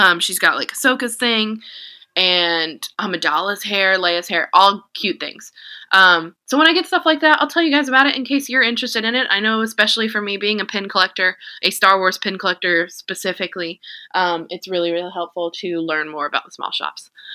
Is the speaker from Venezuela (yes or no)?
no; Jamaica; I'm Jamaican